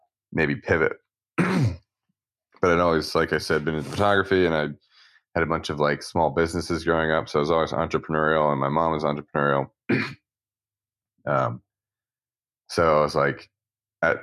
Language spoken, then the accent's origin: English; Philadelphia, Pennsylvania, United States; I grew up in suburbs of Philadelphia